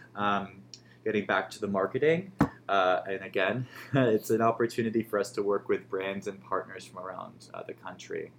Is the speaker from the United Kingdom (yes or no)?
no; New York, United States; moved away as an adult; now in Chicago, United States; I'm from New York originally, so moving to Chicago